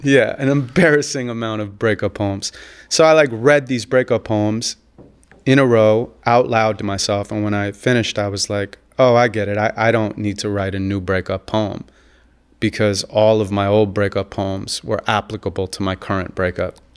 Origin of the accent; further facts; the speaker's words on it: Santa Monica, California, United States; I grew up in Santa Monica, California